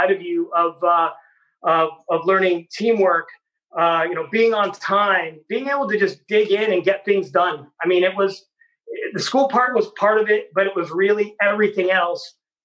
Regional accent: Bay Area, California, United States; I grew up here in the Bay Area with the Bellarmine College Prep

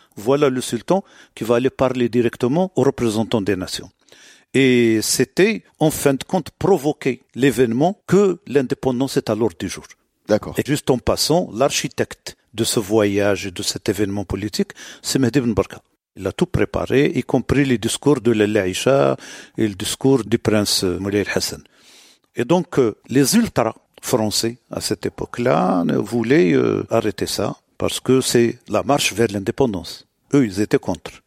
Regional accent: Morocco; Chez nous au Maroc

